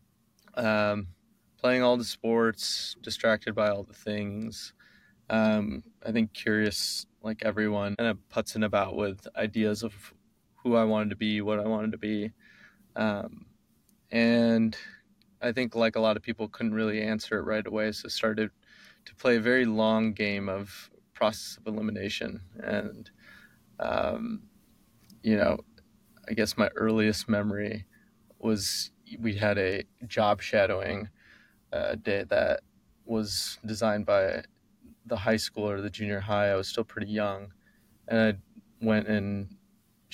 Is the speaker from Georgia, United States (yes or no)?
no; Chicago, Illinois, United States; I was born in Rush Hospital in Chicago, Illinois